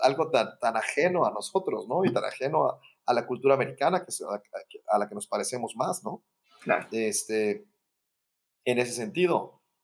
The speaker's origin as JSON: {"language": "Spanish", "town": "Mérida", "region": "Yucatán", "country": "Mexico", "tie": "born or raised there", "also_born_or_lived": "Mexico City", "moved": "yes", "said": "yo soy originario de Mérida"}